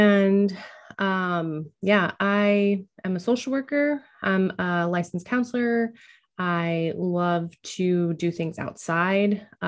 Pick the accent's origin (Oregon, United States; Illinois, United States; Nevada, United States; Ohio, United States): Oregon, United States; now in Washington, United States; The majority of my childhood was growing up in Oregon. So I grew up in Oregon, but now I live in Washington.